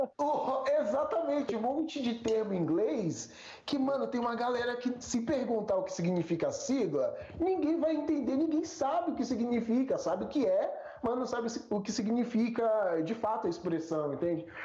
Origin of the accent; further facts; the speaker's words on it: Brazil; a gente é brasileiro